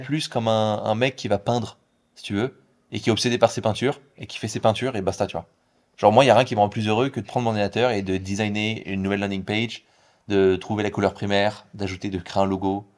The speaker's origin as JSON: {"language": "French", "town": "Paris", "region": "Île-de-France", "country": "France", "also_born_or_lived": "Hong Kong", "moved": "as an adult", "lives_now": "Bali, Indonesia", "said": "Moi je viens de Paris"}